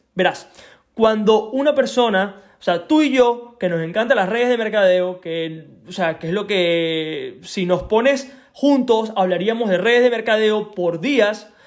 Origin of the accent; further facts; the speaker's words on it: Venezuela; moved away; also born or lived in Isla de Margarita; soy de Venezuela, eh, de la isla de Margarita, no soy de la isla de Margarita, pero me mudé para allá